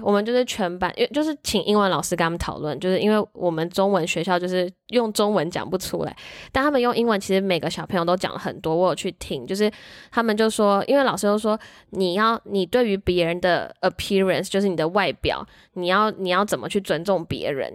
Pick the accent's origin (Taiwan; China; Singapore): Taiwan; 我们台湾人或亚洲人很喜欢委曲求全或是忍耐